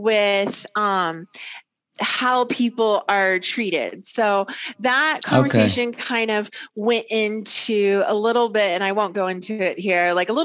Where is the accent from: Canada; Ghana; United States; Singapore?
United States; Texas; I do not consider Texas to be part of the South. I consider us to be country folk.